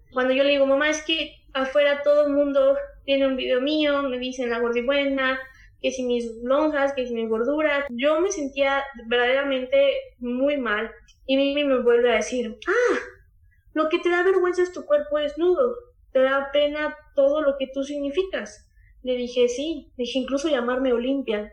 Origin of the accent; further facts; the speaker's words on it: Huauchinango, Puebla, Mexico; De donde yo soy originaria, son alrededor de 100.000 habitantes